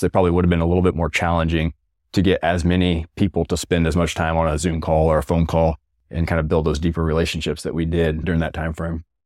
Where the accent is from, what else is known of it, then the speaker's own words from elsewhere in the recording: rural Missouri, United States; moved away as an adult; Many of them in rural Missouri, kind of near my hometown